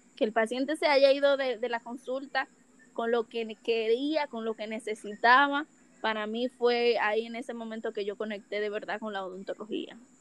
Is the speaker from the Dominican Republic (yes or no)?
yes; Dominican Republic; Soy de República Dominicana, 22 años